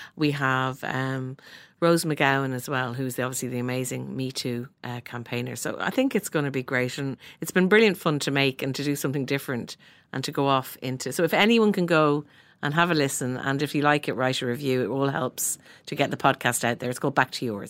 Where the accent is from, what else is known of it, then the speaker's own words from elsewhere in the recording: Dublin, Leinster, Ireland; growing up in Sandy Mount